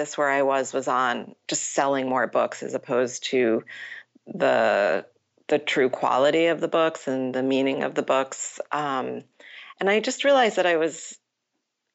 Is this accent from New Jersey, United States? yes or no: yes; Matawan, New Jersey, United States; I grew up in Mattawa, New Jersey